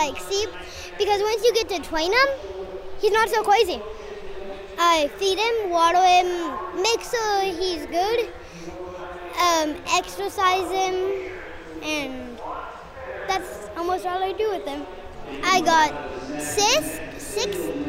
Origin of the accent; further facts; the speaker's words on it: San Antonio, Texas, United States; I'm 8 and I'm from San Antonio.